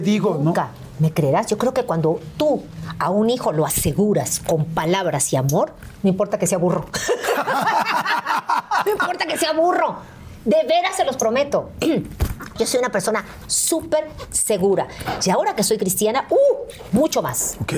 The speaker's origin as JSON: {"language": "Spanish", "region": "Veracruz", "country": "Mexico", "tie": "born or raised there", "said": "llegué a donde yo nací, a la Beneficencia Española, allá en Veracruz"}